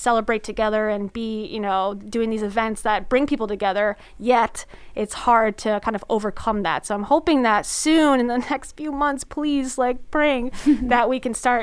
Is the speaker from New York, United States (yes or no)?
no; South Florida, United States; now in Orlando, United States; I'm a beach girl. I'm from South Florida, so beach.